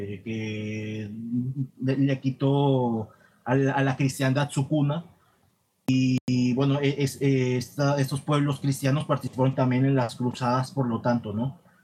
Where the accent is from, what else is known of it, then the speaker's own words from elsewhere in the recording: Tamaulipas, Mexico; en mi país, eh, lo que otrora fue Nueva España